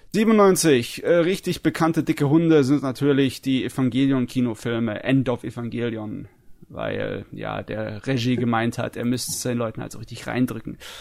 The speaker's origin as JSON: {"language": "German", "country": "Germany", "said": "bei uns in Deutschland"}